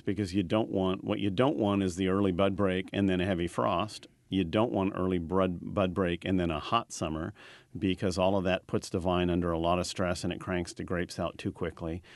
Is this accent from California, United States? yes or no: yes; California, United States; growing up in California